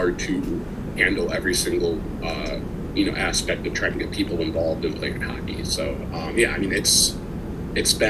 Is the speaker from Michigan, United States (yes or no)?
no; Minneapolis, Minnesota, United States; also born or lived in Washington, D.C.; I'm from Minneapolis, Minnesota